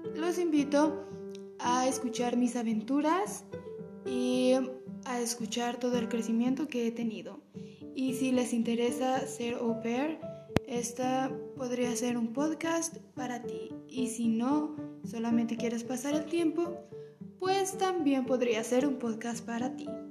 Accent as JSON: {"language": "Spanish", "country": "Mexico", "moved": "as an adult", "lives_now": "United States", "said": "soy originaria de México y actualmente estoy viviendo en Estados Unidos"}